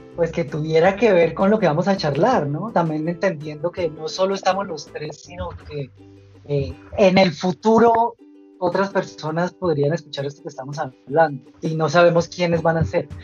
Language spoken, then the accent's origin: Spanish; Bogotá, Colombia; soy bogotano y actualmente vivo en Bogotá